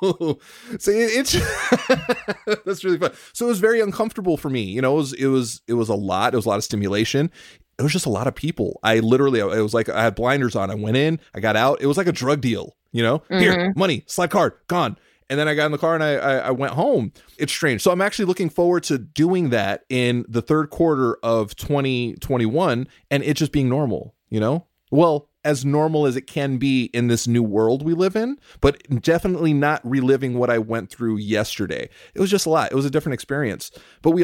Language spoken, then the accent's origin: English; California, United States; growing up in California, I grew up with all of my closest friends in junior high and high school were Mexican